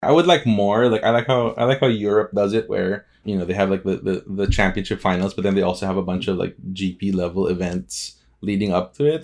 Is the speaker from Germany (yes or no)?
no; Philippines; I'm from the Philippines